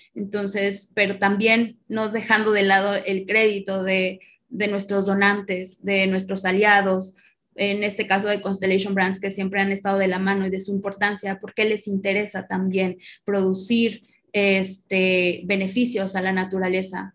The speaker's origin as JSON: {"language": "Spanish", "region": "Morelos", "country": "Mexico", "tie": "born or raised there", "also_born_or_lived": "northern Mexico", "moved": "yes", "said": "yo soy originaria de, de Morelos, de, la eterna primavera, y realmente cuando me mudo para la, la zona semiárida"}